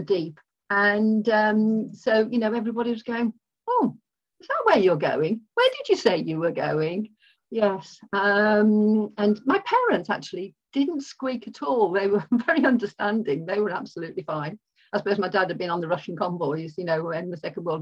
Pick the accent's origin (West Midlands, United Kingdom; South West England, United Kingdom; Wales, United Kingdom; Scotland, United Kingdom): West Midlands, United Kingdom; Birmingham; moved away as an adult; also born or lived in Kingsbury / Surrey; born and brought up in Birmingham